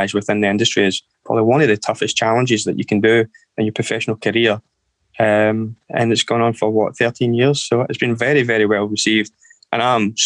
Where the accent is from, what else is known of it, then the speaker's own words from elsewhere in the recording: Erskine, Scotland, United Kingdom; I was brought up in Erskine, which is about 16, 17 miles outside of Glasgow, just near the Glasgow airport